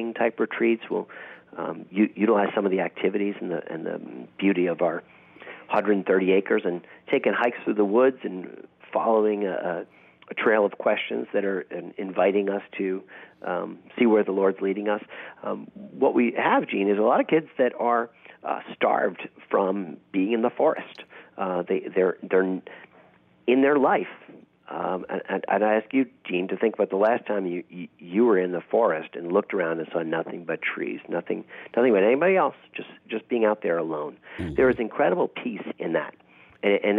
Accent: New York, United States; moved away as an adult; now in Texas, United States; I grew up in New York

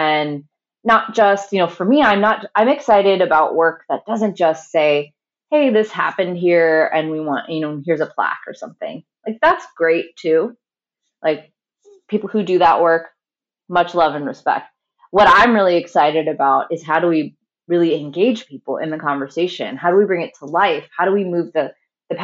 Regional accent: St. Louis, Missouri, United States; St. Louis, Missouri, which is my hometown and where I'm speaking from right now

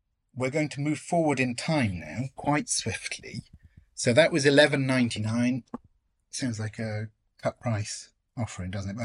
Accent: Mansfield, East Midlands, United Kingdom; I grew up in Mansfield with Thieves Wood nearby

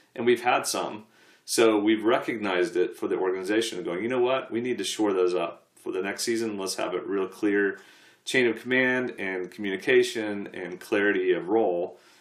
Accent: United States; an American sportsman

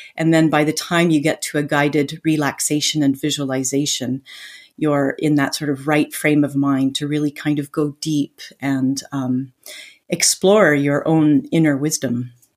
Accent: Vancouver, British Columbia, Canada; moved away as an adult; now in France; I'm originally from Vancouver, Canada

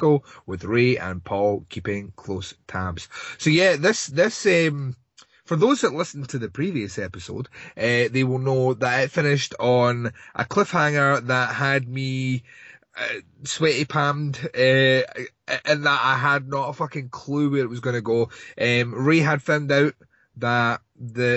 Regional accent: Scotland, United Kingdom; I'm Scottish

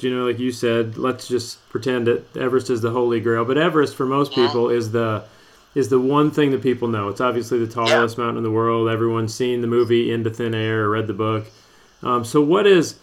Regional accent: Iowa, United States; now in Mississippi, United States; I grew up in Iowa, now I live in Mississippi

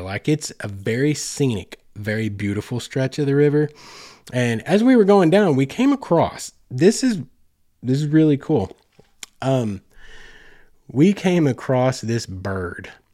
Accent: Oklahoma, United States; I grew up in Oklahoma

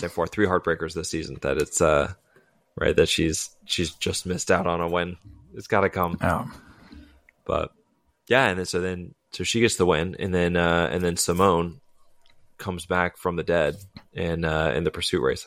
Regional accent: United States; as an American

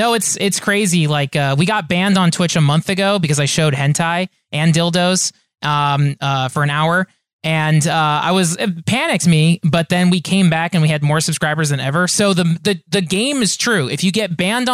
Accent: Orange County, California, United States; also born or lived in San Diego; Now I'm back in Orange County. So born and raised

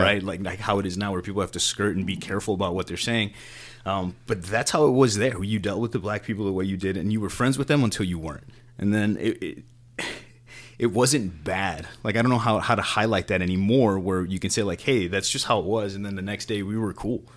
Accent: Chicago, Illinois, United States; I grew up in Pilsen

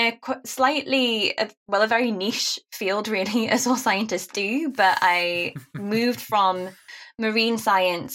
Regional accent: Newcastle upon Tyne, North East England, United Kingdom; accent: Geordie; being a Geordie

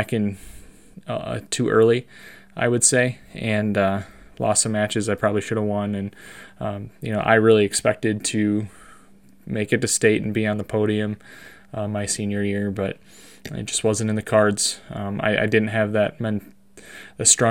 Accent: Monroe, Wisconsin, United States; I was born and raised in Monroe, Wisconsin

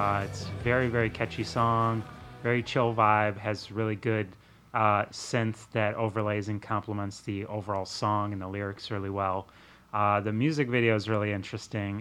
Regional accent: Wisconsin, United States; living growing up in Wisconsin

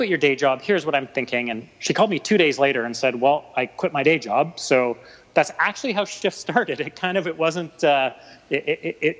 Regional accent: Vancouver, British Columbia, Canada; also born or lived in Ontario; I'm a Vancouver boy, born and raised. I've lived here my whole life, except for a stint in Ontario for university

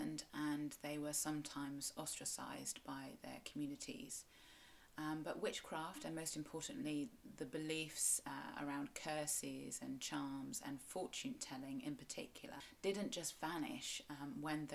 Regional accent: South West England, United Kingdom; I'm a Cornish writer and blogger

